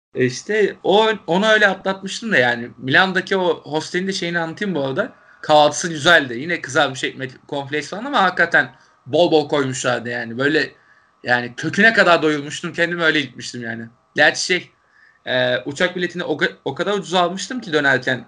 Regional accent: Turkey; Türkiye'den gelen Türkler olduğumuzu

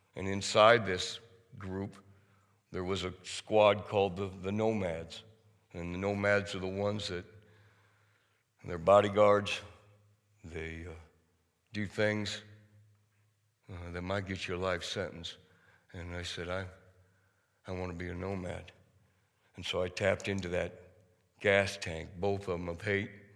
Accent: outside of Cedar Falls, Iowa, United States; I was raised outside of Cedar Falls.

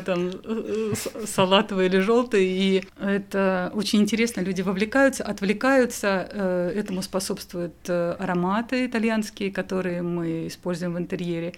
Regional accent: Kaluga, Kaluga Oblast, Russia; я из Калуги

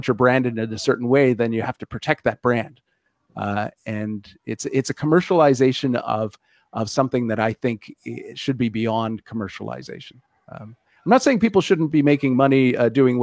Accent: Canada

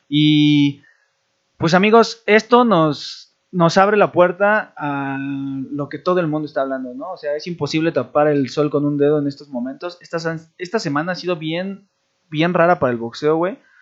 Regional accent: Mexico; Como mexicana

